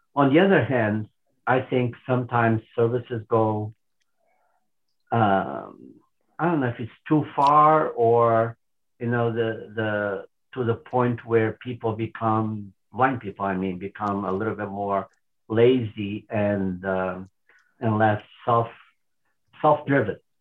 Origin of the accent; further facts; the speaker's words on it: Portugal; moved away as an adult; also born or lived in Lisbon; now in United States; I grew up in Portugal.